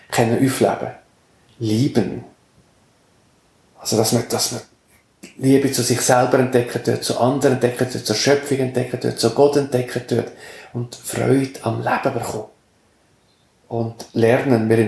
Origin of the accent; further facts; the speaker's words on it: Valais, Switzerland; Und ich bin ein Gommer, also im Gommers aufgewachsen, und wir sind ein Langlaufparadies.